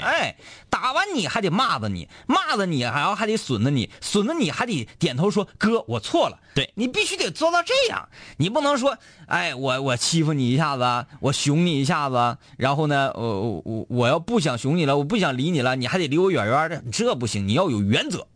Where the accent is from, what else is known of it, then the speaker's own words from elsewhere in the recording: Baishan, Jilin, China; 在我老家，嗯。啊，呃，白山湾沟，那就矿里